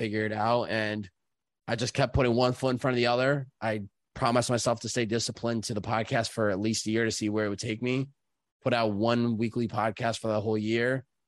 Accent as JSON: {"language": "English", "town": "Chicopee", "region": "Massachusetts", "country": "United States", "tie": "born or raised there", "said": "I grew up, uh, Chicopee, Massachusetts"}